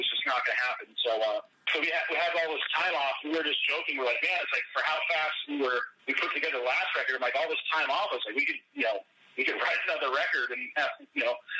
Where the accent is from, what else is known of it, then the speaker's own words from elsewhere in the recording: Maine, United States; we were both born and raised in Maine